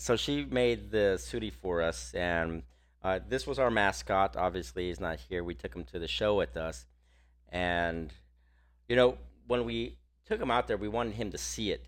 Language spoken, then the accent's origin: English; Texas, United States; we're from Texas